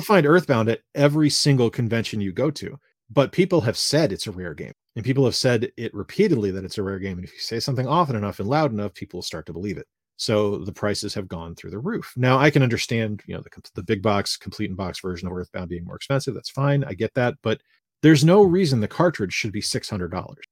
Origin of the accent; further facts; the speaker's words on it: Fall River, Massachusetts, United States; I grew up in Fall River, Massachusetts